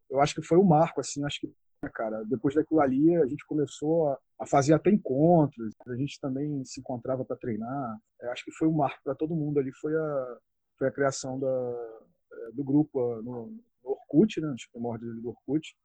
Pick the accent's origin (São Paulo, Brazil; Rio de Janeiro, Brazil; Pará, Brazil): Rio de Janeiro, Brazil; Região dos Lagos; tenho 40 anos, sou aqui da região dos Lagos, Rio de Janeiro.